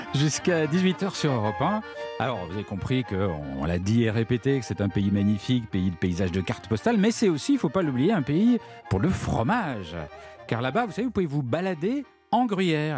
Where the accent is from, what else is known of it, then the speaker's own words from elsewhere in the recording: France; chez nous en France